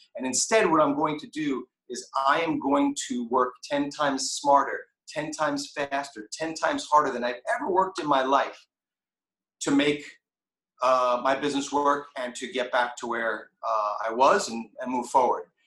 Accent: New York City, New York, United States; Rockaway Beach, which is where I grew up in Queens in New York City

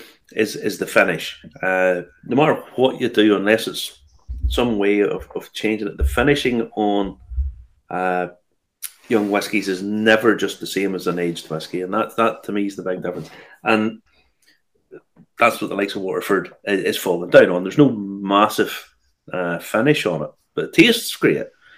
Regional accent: Ballymena, Northern Ireland, United Kingdom; So, my hometown, by the way, Bal

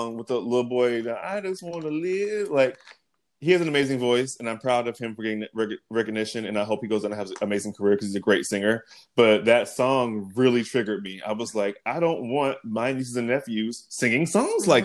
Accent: United States; I'm an American

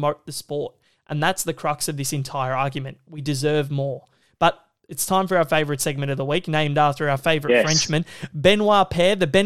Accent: Australia

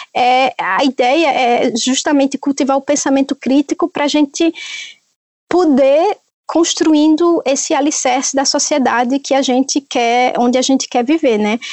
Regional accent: Northeast Region, Brazil; moved away; eu sou do Nordeste

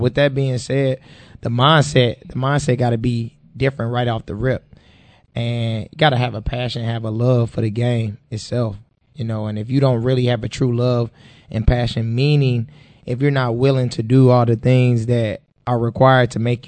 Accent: St. Louis, Missouri, United States; I'm from the Show Me State, St. Louis, Missouri

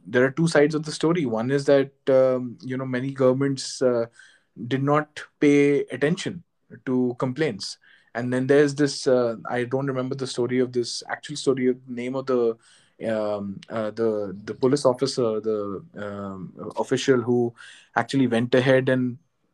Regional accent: Jaipur, Rajasthan, India; while I was growing up in Jaipur

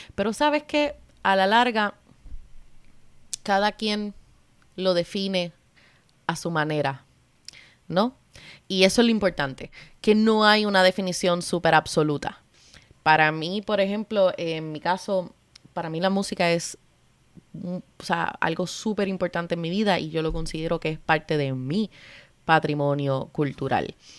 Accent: Cabo Rojo, Puerto Rico; moved away; also born or lived in London; Yo soy puertorriqueña

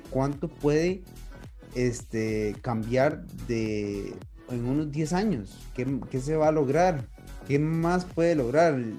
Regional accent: Costa Rica; nosotros que somos de Costa Rica

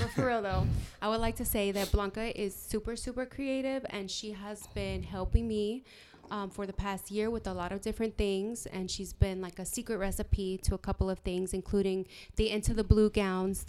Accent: Texas, United States; I'm from Texas

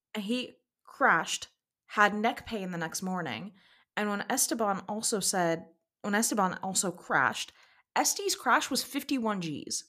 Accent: United States; myself as an, as an American, as someone with a, with a little American passport

